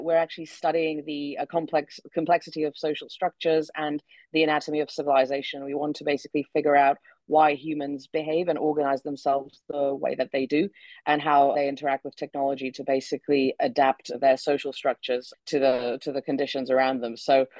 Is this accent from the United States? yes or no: no; Czechia; English is a second language; also born or lived in United Kingdom; I am originally from the Czech Republic, although as you can tell from my accent, I spent a long time in the UK.